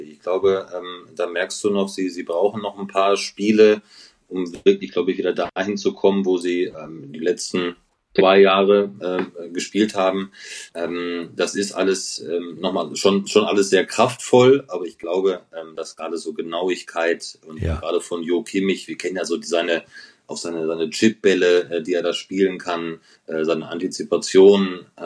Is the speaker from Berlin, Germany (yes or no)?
no; North Rhine-Westphalia, Germany; ich bin ja groß geworden in Ostwestfalen